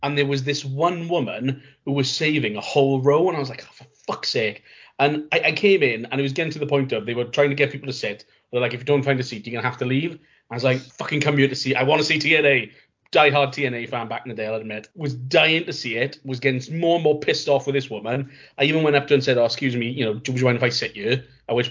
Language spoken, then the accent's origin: English; Welsh, Wales, United Kingdom; I'm the Welsh one